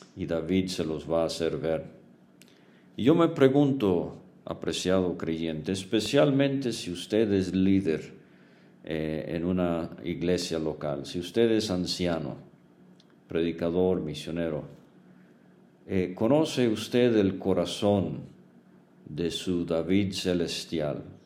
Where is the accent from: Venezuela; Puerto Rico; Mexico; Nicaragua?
Venezuela; crecí en Venezuela